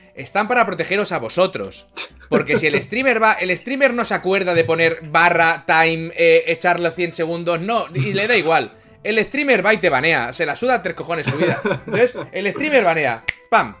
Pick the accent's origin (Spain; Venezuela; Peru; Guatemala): Spain; Barcelona, Catalonia; de Barcelona